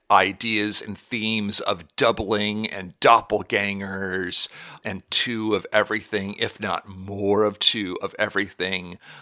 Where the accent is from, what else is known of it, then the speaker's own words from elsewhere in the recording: Pacific Northwest, United States; when I was growing up in the Pacific Northwest